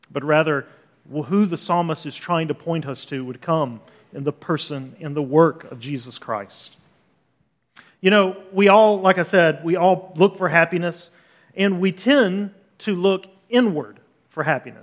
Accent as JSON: {"language": "English", "town": "Birmingham", "region": "Alabama", "country": "United States", "tie": "born or raised there", "also_born_or_lived": "Los Angeles, California", "moved": "as an adult", "said": "I grew up in Birmingham, Alabama"}